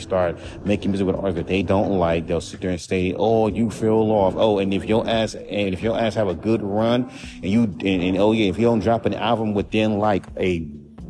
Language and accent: English; Los Angeles, California, United States; I'm from California